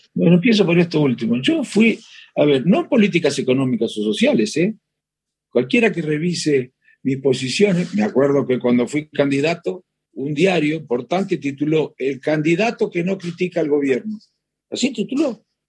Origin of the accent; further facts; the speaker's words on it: Chascomús, Buenos Aires Province, Argentina; Yo soy, de Chascomús